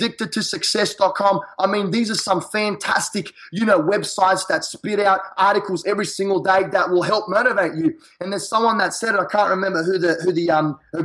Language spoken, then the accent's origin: English; Australia; accent: Australian; now in United States; I'm an Australian in a foreign country. So my accent is very catchy.